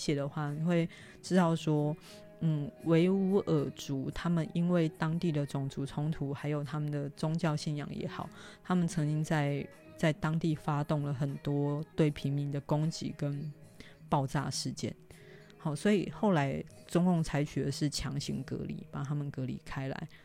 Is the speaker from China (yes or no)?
no; Taiwan; 我台湾人